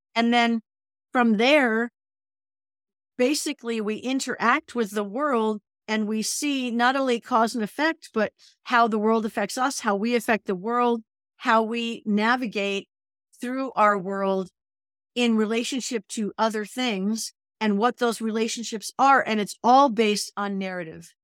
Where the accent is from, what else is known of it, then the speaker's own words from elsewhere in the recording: New England, United States; now in California, United States; I'm from New England